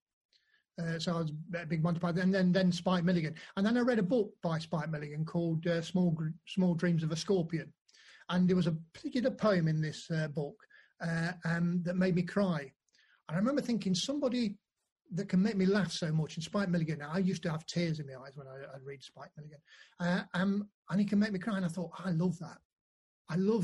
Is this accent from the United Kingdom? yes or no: yes; Nottingham, East Midlands, United Kingdom; moved away; also born or lived in Sheffield / Chesterfield / Manchester; First gig I ever did was in Nottingham, because I'm from Nottingham.